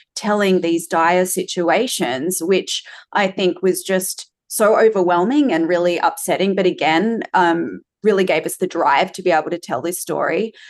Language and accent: English; Australia; as an Australian